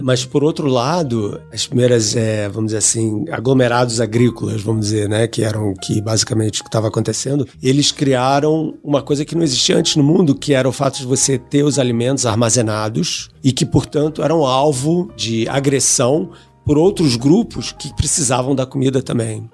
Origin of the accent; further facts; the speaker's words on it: Rio de Janeiro, Brazil; eu sou do Rio de Janeiro, né? E fiz minha educação toda lá